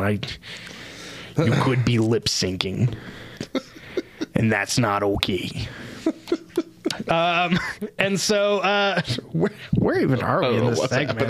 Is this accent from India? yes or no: no; Texas, United States; I'm from Texas and I don't talk low.